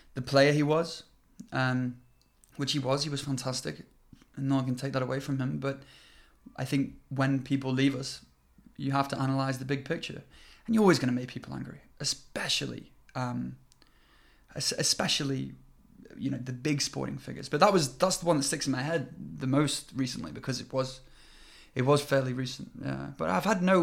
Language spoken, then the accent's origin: English; United Kingdom; now in China; I'm British